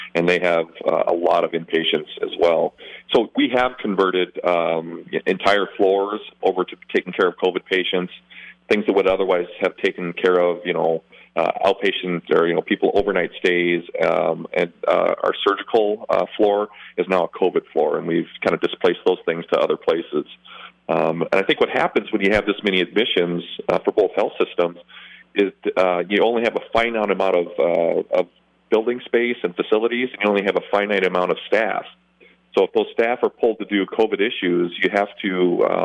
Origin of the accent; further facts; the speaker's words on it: South Dakota, United States; now in La Crosse, United States; I grew up in South Dakota, so I'm well-versed in hot dish